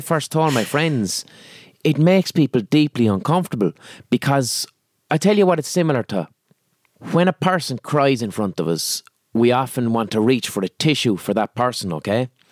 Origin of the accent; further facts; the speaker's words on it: Limerick, Munster, Ireland; accent: Limerick; because I'm from Limerick and I have a Limerick accent